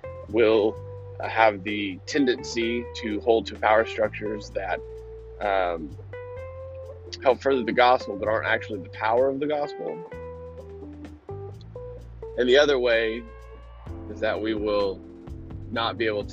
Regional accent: United States; we as American believers, followers of Christ

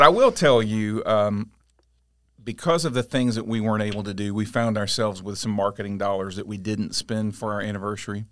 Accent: Auburndale, Florida, United States; also born or lived in Winter Haven; I grew up mostly in Auburndale, went away a few years to school, but other than that, I've been here my whole life

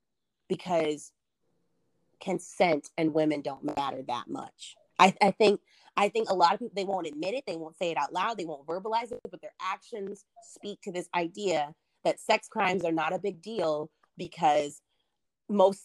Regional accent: the South, United States; born and raised in the South

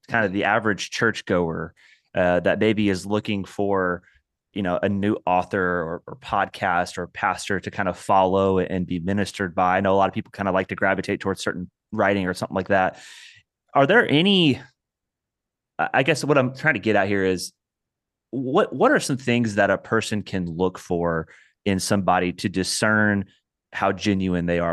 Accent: Indiana, United States; I'm also from Indiana

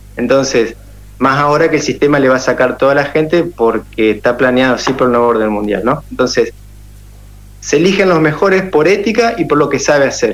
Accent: Paraná, Entre Ríos, Argentina; also born or lived in Santa Fe; now in Colonia Avellaneda, Argentina; Soy de Paraná, estoy en Colonia Avellaneda, que es a 15 kilómetros eh, entre ríos, y bueno, estamos cerquita. Estuve 20 años viviendo en Santa Fe.

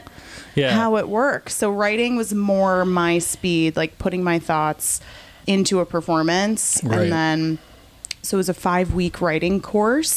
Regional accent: Chicago, Illinois, United States; moved away as an adult; now in Tampa, United States; I'm from Chicago, Illinois.

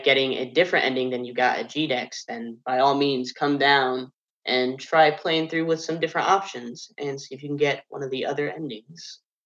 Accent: Fort Wayne, Indiana, United States; moved away as an adult; now in Portsmouth, United States; I'm not from Ohio at all. I'm actually from Fort Wayne, Indiana, so it was quite a trek coming down here

